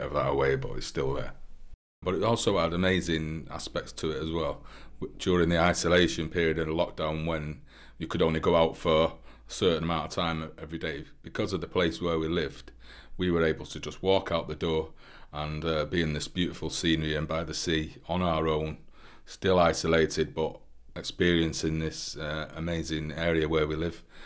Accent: Manchester, North West England, United Kingdom; now in St Ives, United Kingdom; I'm from Manchester, but I've lived in St Ives for 15 years now.

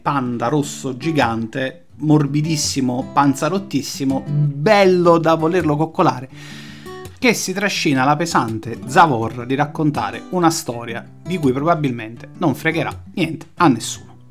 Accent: Naples, Campania, Italy; io da napoletano

